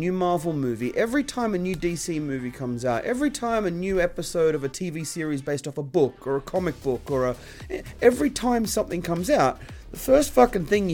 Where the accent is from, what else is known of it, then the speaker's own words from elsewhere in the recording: Australia; growing up in Australia